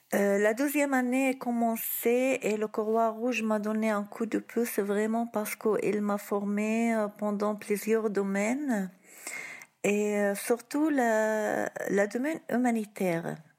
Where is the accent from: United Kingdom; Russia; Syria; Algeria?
Syria; moved away as an adult; now in Tours, France; on a décidé de partir, de quitter la Syrie